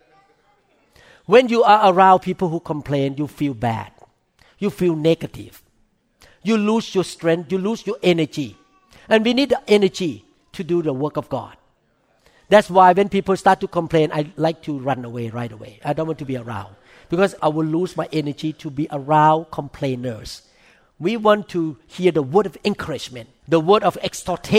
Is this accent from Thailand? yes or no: yes; Thailand; English is a second language; now in United States; I came from Thailand